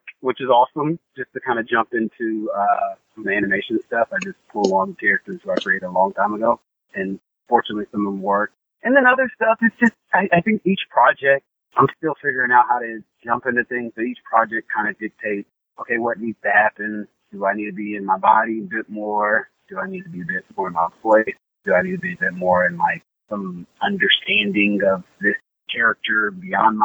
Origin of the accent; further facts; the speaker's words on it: Alabama, United States; moved away as an adult; also born or lived in New York / Los Angeles; I'm from Alabama